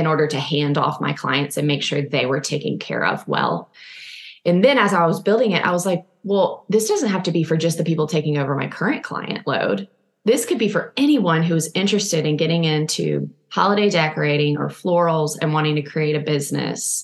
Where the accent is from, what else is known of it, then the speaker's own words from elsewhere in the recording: Nashville, Tennessee, United States; now in Austin, United States; I'm from Nashville.